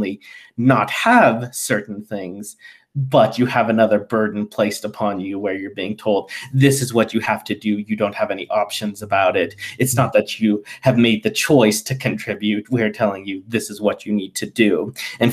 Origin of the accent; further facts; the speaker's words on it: United States; feeling like I didn't fit in growing up in the United States